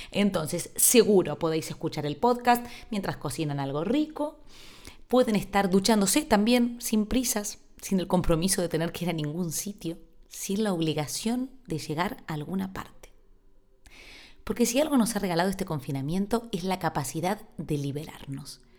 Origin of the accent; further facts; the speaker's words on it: Argentina; now in Spain; Yo a esa isla llegué desde Argentina sin saber ni siquiera que se hablaba en un idioma que era distinto al castellano.